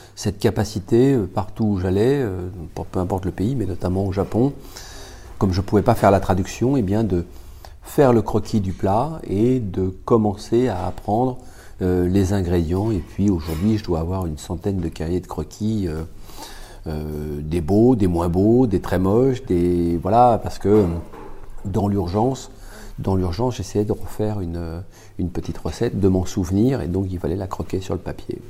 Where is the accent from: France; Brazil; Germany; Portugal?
France; Je suis français